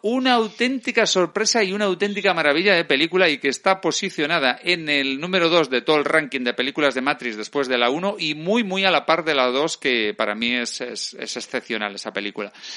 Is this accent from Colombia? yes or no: no; Spain; porque soy español